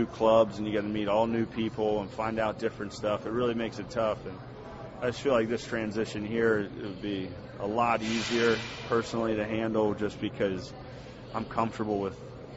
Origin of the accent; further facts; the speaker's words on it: Cincinnati, Ohio, United States; I grew up in Cincinnati.